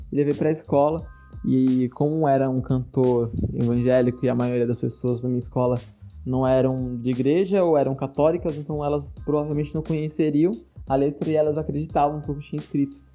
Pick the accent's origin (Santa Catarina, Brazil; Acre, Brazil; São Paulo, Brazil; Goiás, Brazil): São Paulo, Brazil; Como eu sou aqui do, do interior de São Paulo, tive acesso à internet depois de muito tempo, não tive vivência de colar em batalha em São Paulo, nada disso.